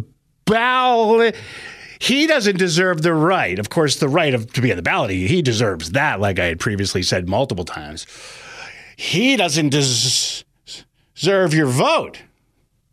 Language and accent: English; New Jersey, United States; moved away; I'm from New Jersey originally